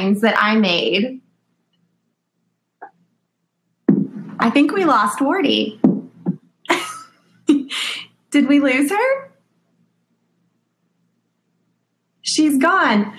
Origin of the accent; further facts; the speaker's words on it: Texas, United States; moved away as an adult; now in Minnesota, United States; I am a native Texan